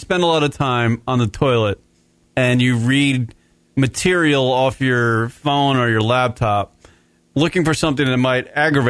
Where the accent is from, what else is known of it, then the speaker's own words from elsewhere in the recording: New York, United States; I'm from New York